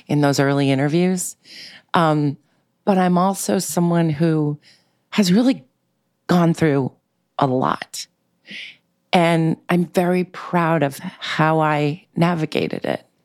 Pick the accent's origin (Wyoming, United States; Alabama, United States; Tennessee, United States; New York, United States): New York, United States; New York City; I grew up in New York City in a very eclectic, bohemian, um, uh, diverse way in Manhattan